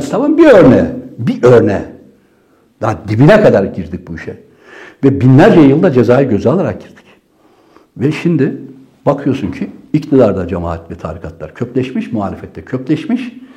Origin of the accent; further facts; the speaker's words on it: Trabzon, Turkey; now in Ankara, Turkey; Biz Trabzonluyuz.